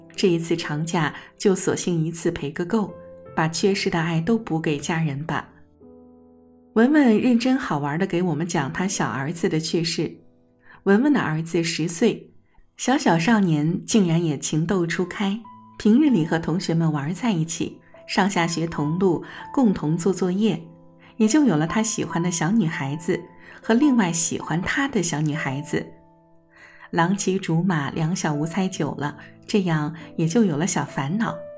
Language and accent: Chinese; Jiangsu, China; moved away; 我也是江苏人的老乡